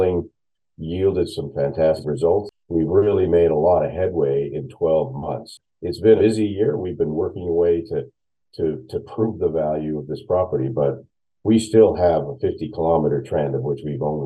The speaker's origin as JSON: {"language": "English", "region": "Nova Scotia", "country": "Canada", "tie": "born or raised there", "also_born_or_lived": "Queensland, Australia", "moved": "as an adult", "said": "So I grew up in Nova Scotia, studied geology"}